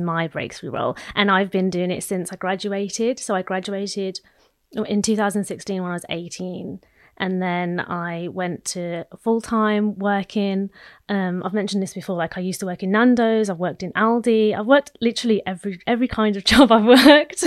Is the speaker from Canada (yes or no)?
no; Midlands, United Kingdom; I'm a Midlands girl